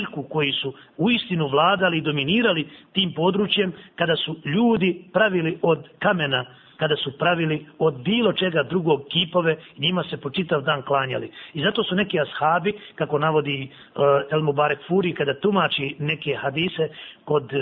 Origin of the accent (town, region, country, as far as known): Bosnia & Herzegovina